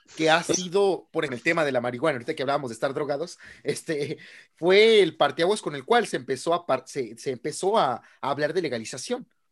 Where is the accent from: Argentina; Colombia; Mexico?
Mexico; Guanajuato; donde soy, de Guanajuato